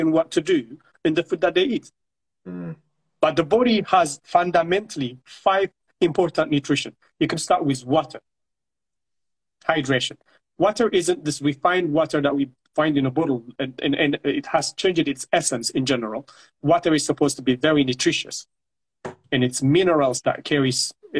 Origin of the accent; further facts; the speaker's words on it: Eritrea; moved away; I come from Eritrea. I came from Eritrea